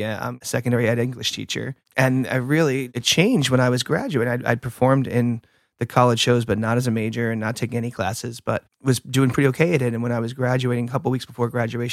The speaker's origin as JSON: {"language": "English", "area": "Long Island", "region": "New York", "country": "United States", "moved": "yes", "said": "I am from Long Island, New"}